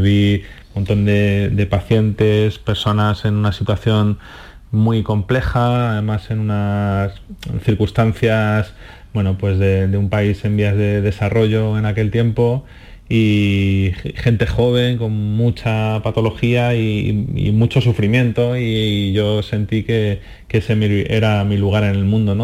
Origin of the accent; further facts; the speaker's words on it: Madrid, Community of Madrid, Spain; moved away as an adult; also born or lived in Andalusia; now in Motril, Spain; soy de Madrid, nacido en Madrid